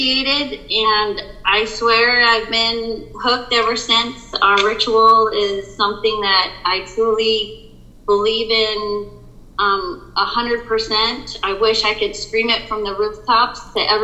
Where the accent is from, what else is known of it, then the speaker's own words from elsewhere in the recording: United States; moved away as an adult; also born or lived in Northridge, California; I grew up in a town called Reading by two white parents